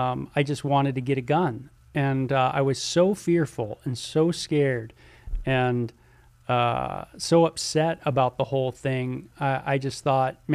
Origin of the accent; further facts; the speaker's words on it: Southern California, United States; I'm from Southern California